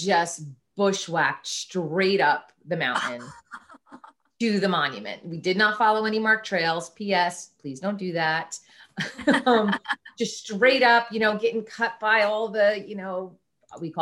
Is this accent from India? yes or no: no; Franklin, New Jersey, United States; had a wonderful childhood growing up in Sussex County in New Jersey. The Franklin Borough